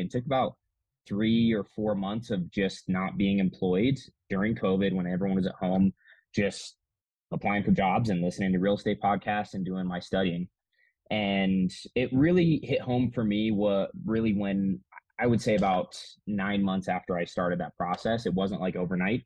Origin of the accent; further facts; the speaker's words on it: Manitou Springs, Colorado, United States; It's actually my hometown where I grew up. I grew up here in Colorado